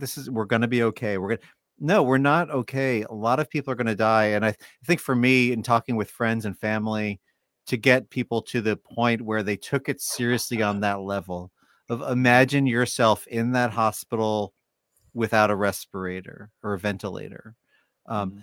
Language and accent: English; New York, United States; moved away; I lived in New York for most of my life